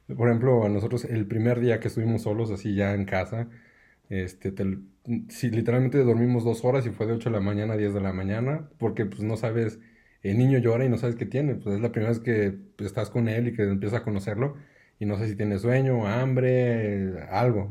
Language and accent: Spanish; Aguascalientes, Mexico; yo soy eh, de aquí de Aguascalientes